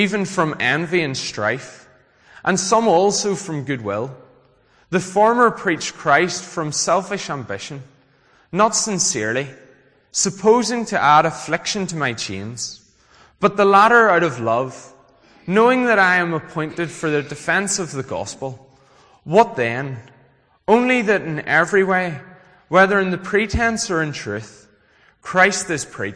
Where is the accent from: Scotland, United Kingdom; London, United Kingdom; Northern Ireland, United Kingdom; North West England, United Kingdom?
Northern Ireland, United Kingdom; Glengormley; also born or lived in Belfast; I am from Glengormley Baptist Church. So that was the church I grew up